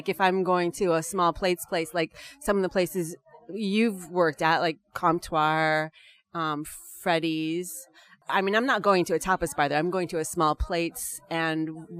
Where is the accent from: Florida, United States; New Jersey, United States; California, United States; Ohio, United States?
California, United States; moved away; I'm originally from California